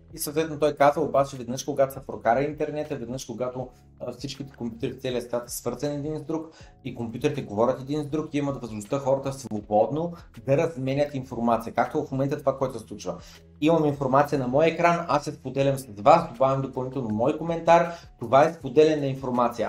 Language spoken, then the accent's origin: Bulgarian; Bulgaria; че съм българин